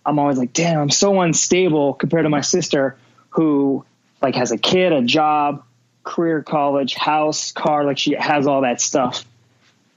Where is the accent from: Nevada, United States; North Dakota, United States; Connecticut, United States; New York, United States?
Nevada, United States; Las Vegas; growing up in Vegas, a lot of people are trying to get out of here